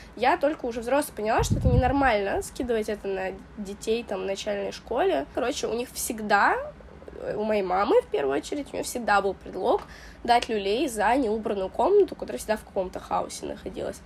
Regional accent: Russia; Мы армянская семья, которая переехала в Россию. Я вот родилась э, уже в России

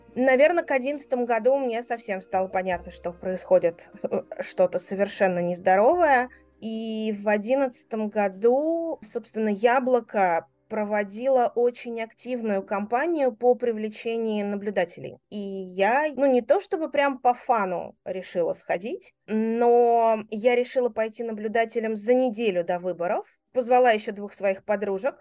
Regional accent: Moscow, Russia; moved away as an adult; я родилась и выросла в Москве

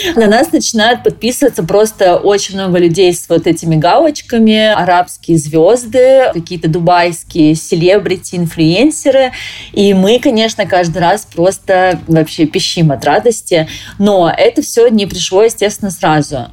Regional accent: Krasnodar, Krasnodar Krai, Russia; moved away as an adult; also born or lived in Moscow / Dubai; Я сама из Краснодара

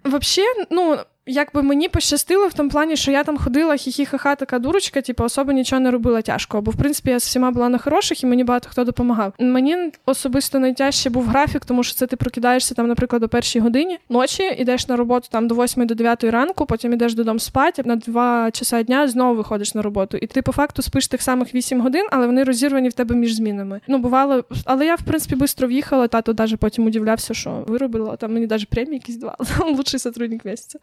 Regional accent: Ukraine; first language Ukrainian; я живу в Україні, розмовляю українською, це моя рідна мова. Я тут виросла

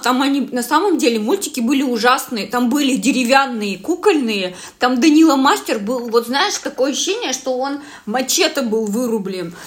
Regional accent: Yekaterinburg, Sverdlovsk Oblast, Russia; я вообще с Екатеринбурга

